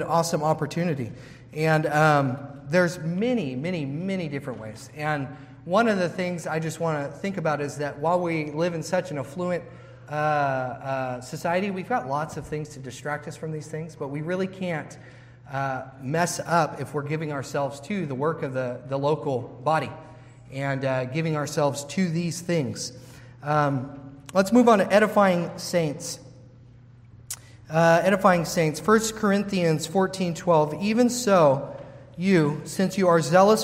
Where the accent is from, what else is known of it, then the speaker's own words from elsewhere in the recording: United States; we, as American Christians